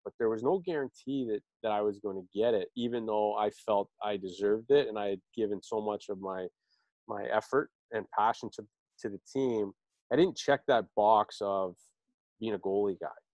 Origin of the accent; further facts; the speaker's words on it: Toronto, Ontario, Canada; also born or lived in Oakville, Ontario; I was born in Toronto. I lived in Etobicoke uh, up until about, uh, I guess, middle school, where we moved to Oakville.